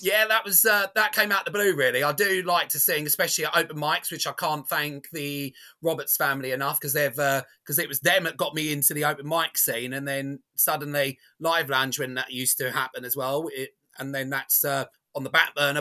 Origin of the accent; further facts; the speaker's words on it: Basildon, East of England, United Kingdom; my hometown of Basildon